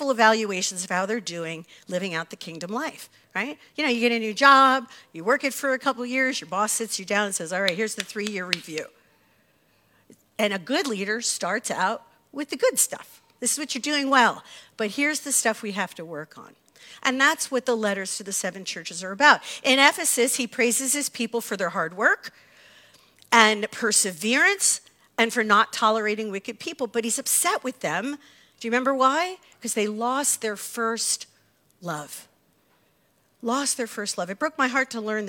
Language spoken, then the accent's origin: English; United States; As American Christians